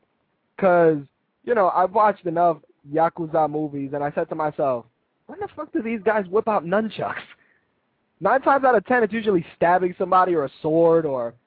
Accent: New York, United States; I'm from New York

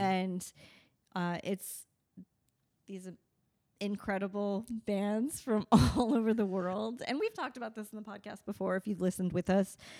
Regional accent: Las Vegas, Nevada, United States; we're from Vegas

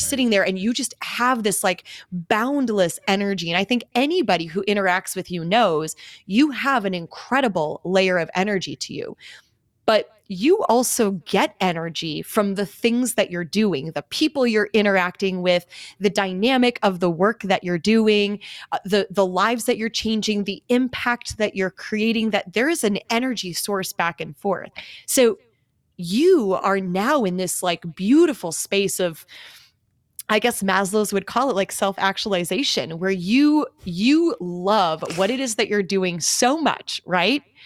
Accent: Greendale, Wisconsin, United States; moved away as an adult; also born or lived in Minneapolis, Minnesota; now in Scottsdale, United States; I grew up in Greendale, went to Pop Dental Lab as a field trip

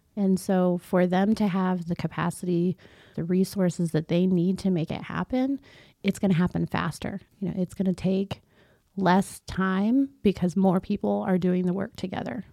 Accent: Concordia, Missouri, United States; I grew up here in Concordia, uh, born and raised, and my family is still around

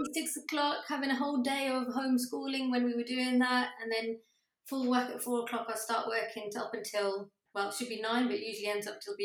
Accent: Coventry, West Midlands, United Kingdom; now in Cambridge, United Kingdom; I come from Coventry and I now live in Cambridge

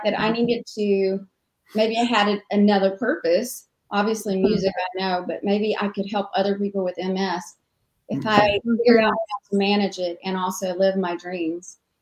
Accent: South Carolina, United States; moved away as an adult; now in Nashville, United States; I grew up in South Carolina

